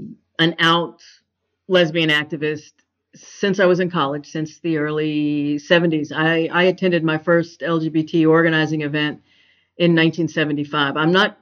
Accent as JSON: {"language": "English", "town": "Houston", "region": "Texas", "country": "United States", "tie": "born or raised there", "said": "I'm 64 years old. I grew up in a kind of a rural Texas. I grew up in the suburbs of Houston, and I had a semi-rural upbringing in the shadows of the big city. That doesn't exist really anymore in Houston."}